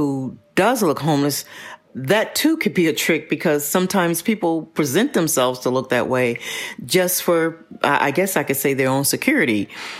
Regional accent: Pasadena, California, United States; I am. Mm-hmm. I'm from Pasadena.

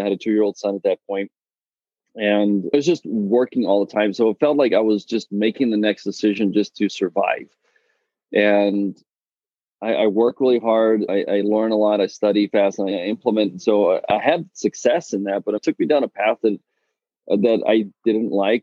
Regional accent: South Africa; now in Texas, United States; I'm, I'm originally from South Africa

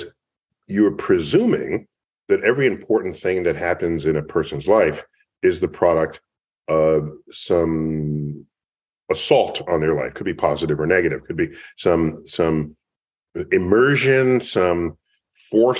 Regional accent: New York City, New York, United States; I grew up in New York City in the Bronx

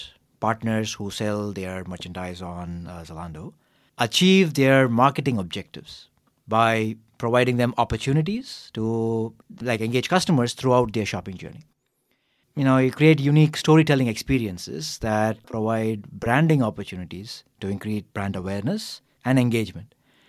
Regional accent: Chennai, Tamil Nadu, India; moved away as an adult; also born or lived in United States; now in Berlin, Germany; I'm originally from Chennai, a city in the southern part of India. After I did my undergraduate degree in engineering, I went to the US for graduate school, ended up spending 12 years there, and now here in Germany.

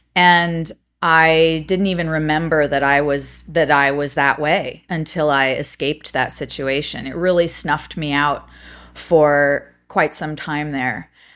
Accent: Montecito, California, United States; also born or lived in Los Angeles, California; I was born in Montecito, California

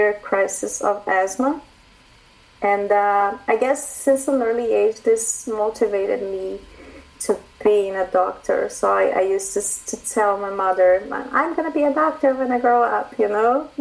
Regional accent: Brazil; moved away as an adult; now in Canada; I'm a doctor from Brazil, and I moved to Canada since 2015.

